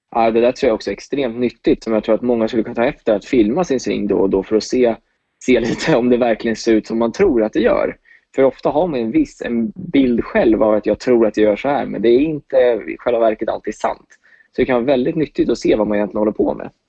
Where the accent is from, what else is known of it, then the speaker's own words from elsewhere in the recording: Åkersberga, Stockholm County, Sweden; moved away as an adult; also born or lived in United States; Jag är 23 år från Åkersberga